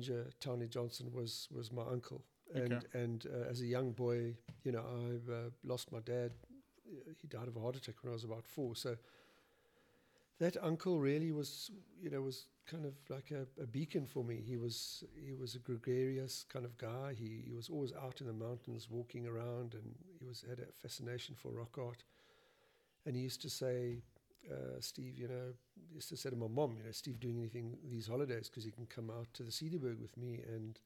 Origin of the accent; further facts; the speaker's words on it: Cape Town, Western Cape, South Africa; moved away as an adult; I was born in Cape Town, went to school there in university